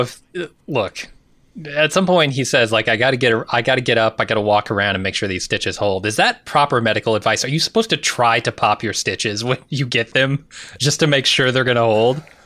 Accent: United States; as an American.

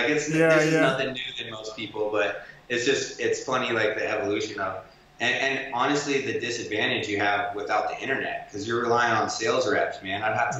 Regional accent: Sedalia, Missouri, United States; I grew up in Sedalia, which is like way out in the country, and like my dad got me into snowboarding and skateboarding, and it was super unheard of out there.

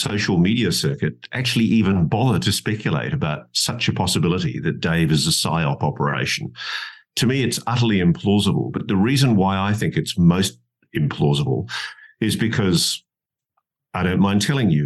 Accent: Australia; being an Australian

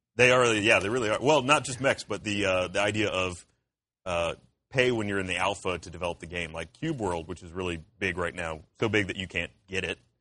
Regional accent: Columbus, Georgia, United States; moved away; I'm from Columbus, Georgia originally.

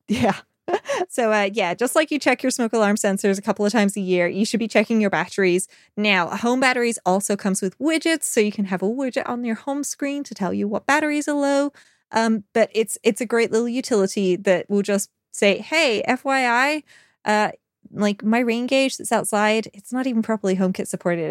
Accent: United Kingdom; I'm British. We complain about the weather

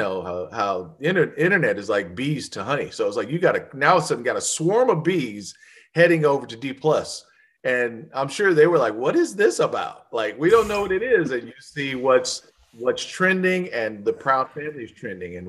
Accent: Los Angeles, California, United States; where I was born and raised in Los Angeles, South Central Los Angeles

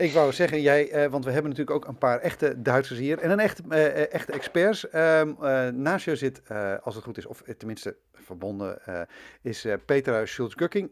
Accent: Twente, Overijssel, Netherlands; Ik ben een tukker

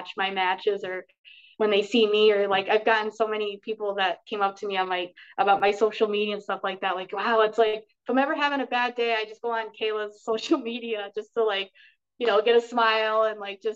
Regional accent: Schenectady, New York, United States; we had those shows originally in my hometown, Schenectady

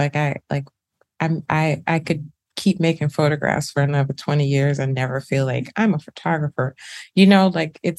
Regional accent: Birmingham, Alabama, United States; Birmingham, Alabama, where I'm from

